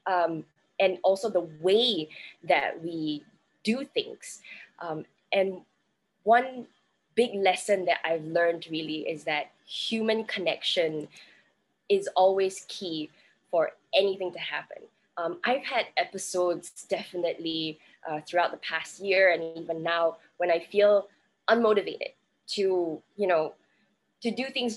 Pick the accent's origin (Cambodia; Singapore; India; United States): Singapore; I'm currently calling in from Singapore. I am Singaporean, but I work in and around Southeast Asia